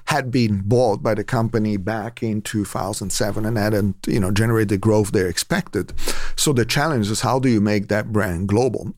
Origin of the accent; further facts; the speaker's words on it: Italy; now in Moraga, United States; I'm from Italy originally